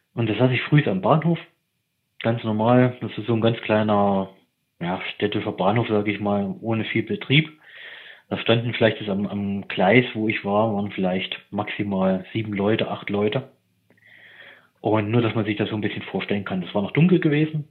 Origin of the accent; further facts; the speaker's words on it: eastern Germany, Germany; moved away; also ich komme ursprünglich aus dem Osten